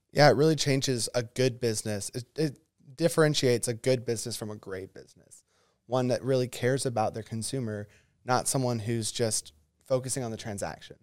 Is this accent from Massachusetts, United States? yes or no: no; Oconee County, Georgia, United States; I was raised in Oconee County